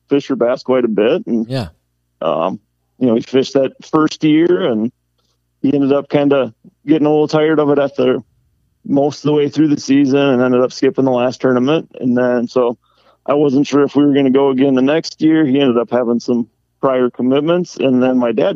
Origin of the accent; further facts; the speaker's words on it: Holcombe, Wisconsin, United States; now in Gilman, United States; I grew up over in Holcomb, so not real far away